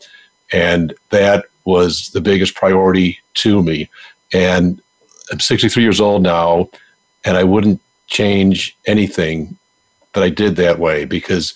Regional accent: Buffalo, New York, United States; moved away; I'm from Buffalo, New York. Big Buffalo Bills fan

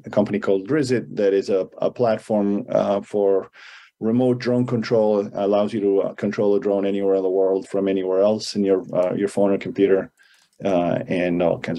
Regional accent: Argentina; moved away as an adult; also born or lived in Boston, United States; now in California, United States; I'm born and raised in Argentina. I moved here to go

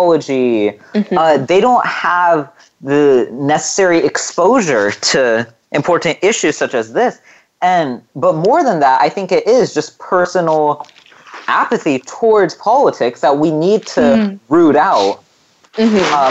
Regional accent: California, United States; here in my home state of California

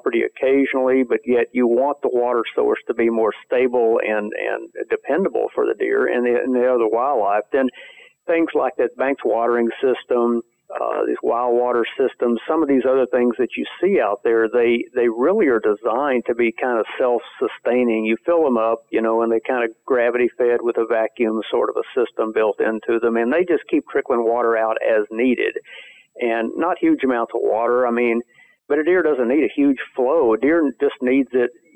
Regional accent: Central Texas, United States; me growing up in Central Texas

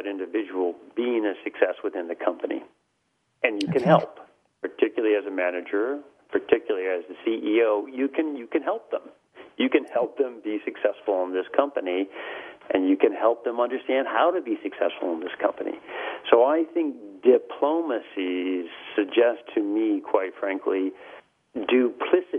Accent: United States; accent: heavy American; moved away as an adult; also born or lived in Europe; I spent the last 15 years in Europe, I've got a heavy American accent

